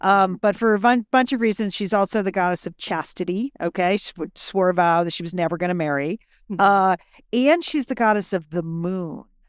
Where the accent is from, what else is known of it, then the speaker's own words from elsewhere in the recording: Connecticut, United States; So my friend Courtney grew up in Dallas and I grew up in Connecticut.